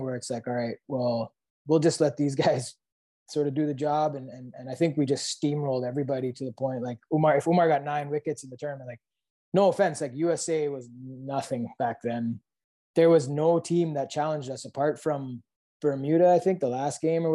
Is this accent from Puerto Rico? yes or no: no; Mississauga, Ontario, Canada; also born or lived in Calgary, Canada; my parents are from Kenya, right? And I'm born in Canada